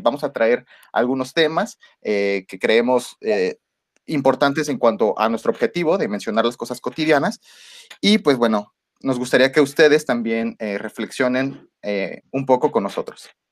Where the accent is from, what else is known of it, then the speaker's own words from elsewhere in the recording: Mexico; nosotros como mexicanos